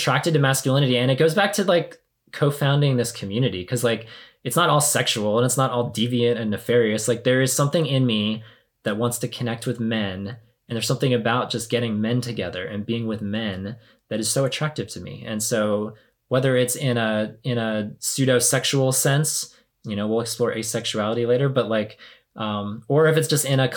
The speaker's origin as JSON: {"language": "English", "region": "the South", "country": "United States", "tie": "born or raised there", "said": "growing up in the church and growing up in the South"}